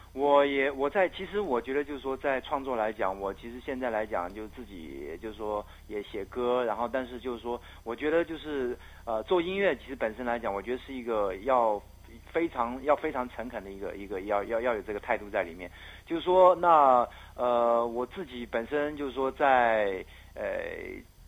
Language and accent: Chinese; Myanmar; now in Taiwan; 我缅甸的那个祖先地